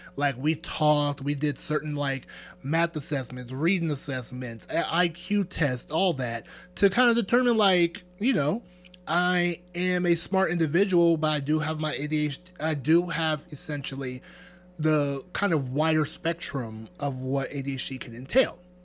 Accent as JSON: {"language": "English", "country": "Nigeria", "said": "I'm Nigerian."}